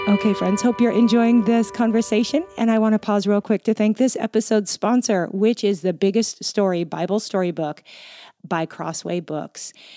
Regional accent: Pacific Northwest, United States; ended up up in the Pacific Northwest where I grew up

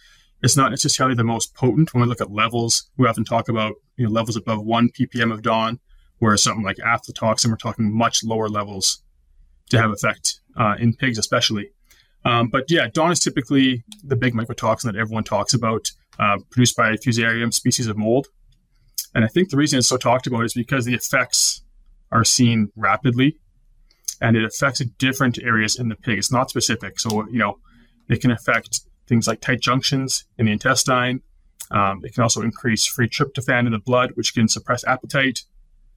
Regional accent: Calgary, Alberta, Canada; born and raised in Calgary, attended University of Calgary

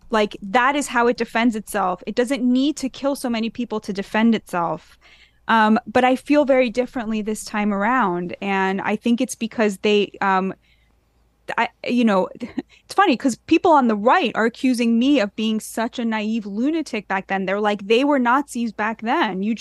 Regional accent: United States; I think as an American

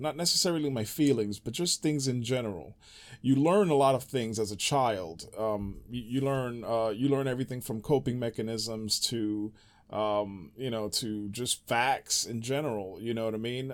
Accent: New York City, New York, United States; moved away; growing up in the Bronx

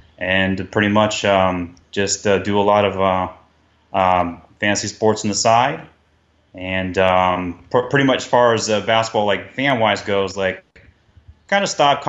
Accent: Canton, Ohio, United States; now in Miami, United States; I grew up in Canton, Ohio, so it's the Football Hall of Fame city.

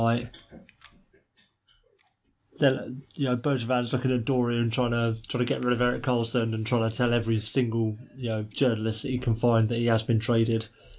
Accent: London, United Kingdom; I grew up in London, so I can basically claim to be a double-hard Londoner for the rest of my life.

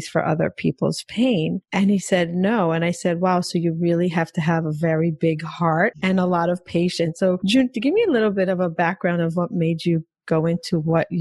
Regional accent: Israel; also born or lived in New York, United States; now in Florida, United States; I'm actually Israeli, moved to New York

